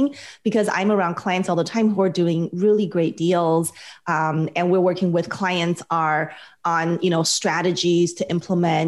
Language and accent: English; Las Vegas, Nevada, United States; now in California, United States; I'm from Las Vegas originally.